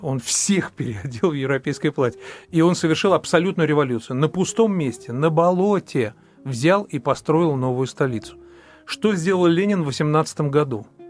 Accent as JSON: {"language": "Russian", "region": "Moscow", "country": "Russia", "said": "я москвич"}